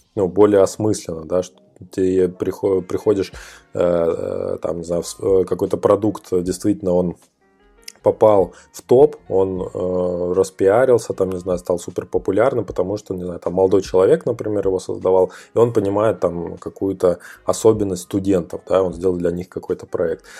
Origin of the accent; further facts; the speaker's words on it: Ukhta, Komi Republic, Russia; я из Ухты